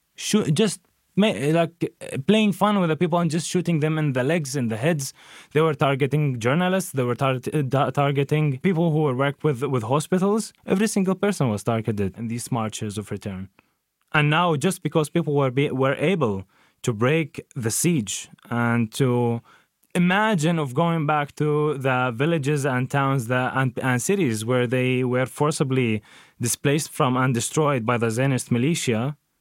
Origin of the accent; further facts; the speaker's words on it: Jenin, West Bank, Palestine; moved away; also born or lived in Nazareth; was raised in Jenin, which is now in the occupied West Bank.